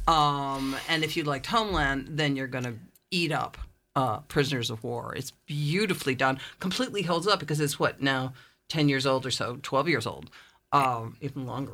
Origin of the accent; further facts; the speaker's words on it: Amagansett, New York, United States; moved away as an adult; also born or lived in England; I'm originally from Amagansett